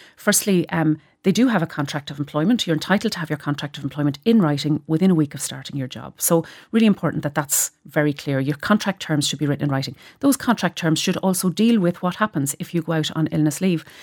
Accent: Cavan, Ulster, Ireland

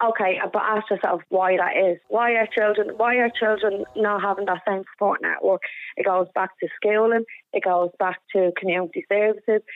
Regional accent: Dublin, Leinster, Ireland; I grew up in Inchicore

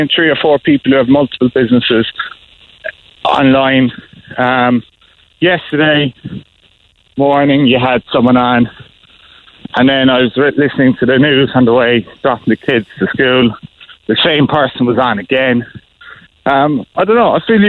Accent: Cork, Munster, Ireland; I was born and raised in Cork since I was 16

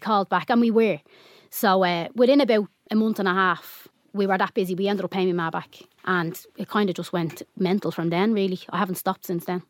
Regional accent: Dublin, Leinster, Ireland; also born or lived in Finglas, Dublin; I grew up mainly on the Navan Road

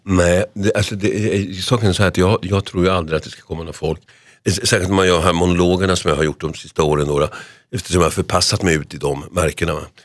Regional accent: Solna, Stockholm County, Sweden; när jag är fyra år i det här fallet då, va? Fyra och ett halvt år på sagans dag hemma i Huvudsta.

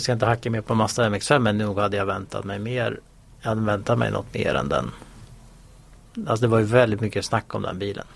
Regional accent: Sweden; som svensk

